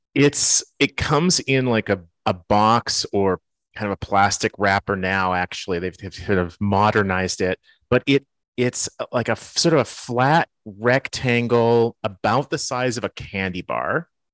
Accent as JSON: {"language": "English", "town": "Winnipeg", "region": "Manitoba", "country": "Canada", "tie": "born or raised there", "moved": "yes", "lives_now": "Minneapolis, United States", "said": "the city that I grew up in, which is Winnipeg"}